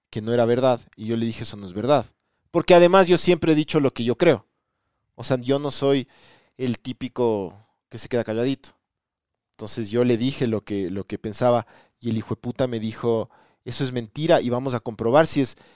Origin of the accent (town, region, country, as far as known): Ecuador